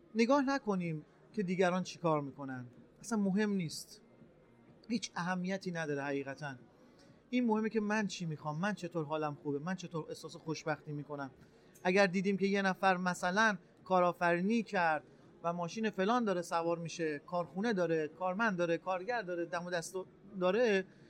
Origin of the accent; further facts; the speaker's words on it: Rasht, Gilan, Iran; متولد اردیبهشت ماه 1360 در شهر رشت به دنیا اومدم